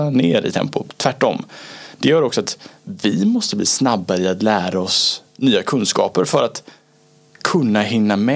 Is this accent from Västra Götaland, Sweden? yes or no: yes; Gothenburg, Västra Götaland, Sweden; Som göteborgare också, så det, det, det, är, det är fint.